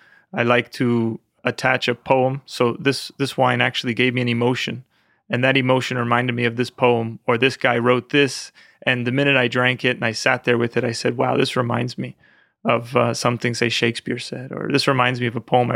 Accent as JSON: {"language": "English", "region": "New York", "country": "United States", "tie": "born or raised there", "said": "Westchester County. It was very nice. I grew up with my grandmother from Italy, so she really taught me a lot."}